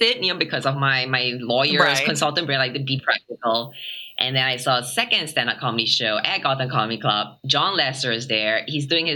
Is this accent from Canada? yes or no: no; Singapore; also born or lived in Asia; now in United States; I'm so Singaporean in my brain still